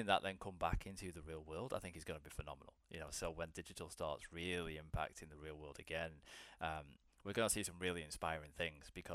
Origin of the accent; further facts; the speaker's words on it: Blackpool, North West England, United Kingdom; now in London, United Kingdom; I currently live in London, but I'm originally from a small town up in northern England called Blackpool.